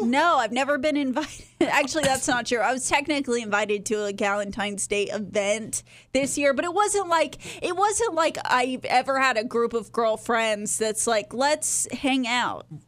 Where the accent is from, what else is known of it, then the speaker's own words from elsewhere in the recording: Texas, United States; I'm from Texas